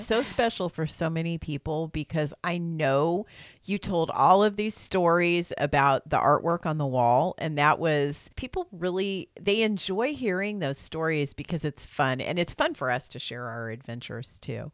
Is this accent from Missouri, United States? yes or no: yes; Missouri, United States; I'm from Missouri. That's got an R in it when you live here.